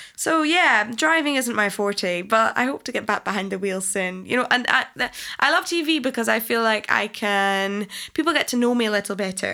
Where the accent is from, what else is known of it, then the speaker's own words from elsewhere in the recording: Falkirk, Scotland, United Kingdom; when I was growing up in Scotland, I literally got bullied left, right and centre in school